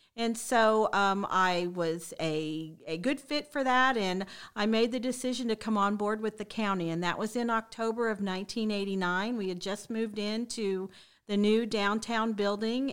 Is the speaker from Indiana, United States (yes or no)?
yes; Shelbyville, Indiana, United States; moved away as an adult; now in Bradenton, United States; I'm really originally from the Midwest, so I'm from a small town in Indiana, Shelbyville